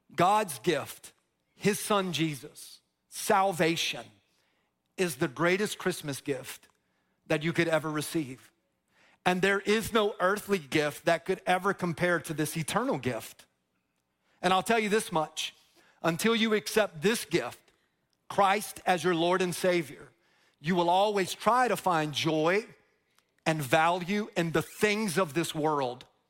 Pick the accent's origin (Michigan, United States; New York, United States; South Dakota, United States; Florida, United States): Florida, United States; Dover; also born or lived in Plant City, Florida / Tampa, Florida; I grew up in Dover, which is like the, the country of Plant City. And I grew up on this long dirt road, Feetsway Road in Dover, Florida